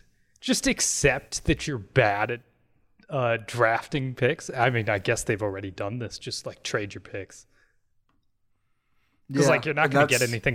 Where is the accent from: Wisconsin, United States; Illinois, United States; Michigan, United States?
Wisconsin, United States; Port Washington; I'm from, like, I grew up in Port Washington, Wisconsin.